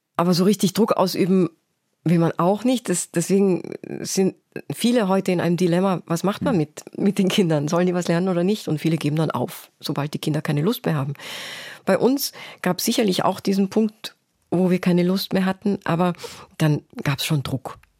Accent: Salzburg, Austria; moved away as an adult; also born or lived in Osaka, Japan / Basel, Switzerland / Berlin, Germany / London, United Kingdom; now in Cologne, Germany; bin ich in Salzburg zur Schule gegangen und habe die Sprache fehlerfrei gesprochen

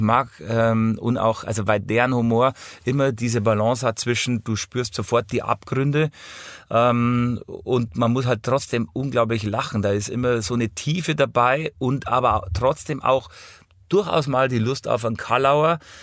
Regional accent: Hausham, Bavaria, Germany; ich bin in Hausham aufgewachsen

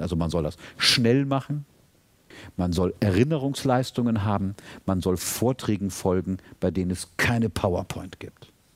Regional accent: Germany; als Deutscher

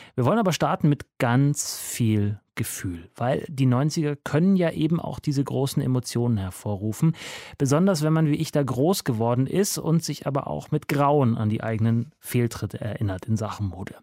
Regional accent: Munich, Bavaria, Germany; München, meine Geburtsstadt.

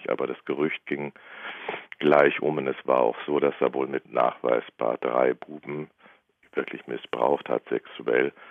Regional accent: Northern Germany, Germany; now in Bavaria, Germany; vor allem ich als Norddeutscher in Bayern, habe ich mich natürlich erstmal ganz fürchterlich fremd gefühlt.

